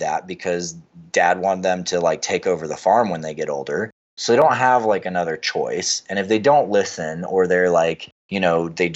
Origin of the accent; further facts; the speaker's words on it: Western North Carolina, United States; I grew up in Western North Carolina